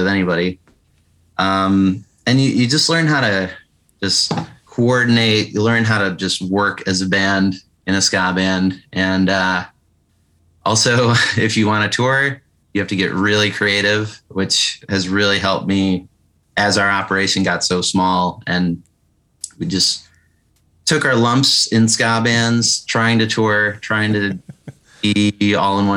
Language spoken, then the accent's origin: English; Rochester, New York, United States; also born or lived in Buffalo, New York; I'm actually from Rochester, New York, which is an hour away from Buffalo.